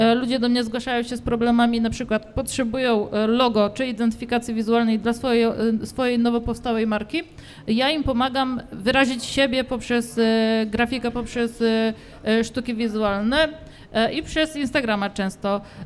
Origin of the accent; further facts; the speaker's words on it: Radymno, Subcarpathian Voivodeship, Poland; now in Łódź, Poland; u mnie e, w Radymnie, skąd pochodzę